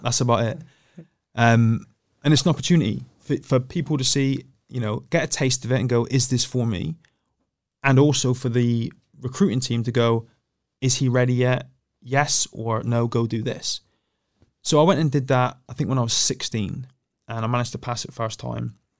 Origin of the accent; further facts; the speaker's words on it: Plymouth, South West England, United Kingdom; I was born in Plymouth and raised in Plymouth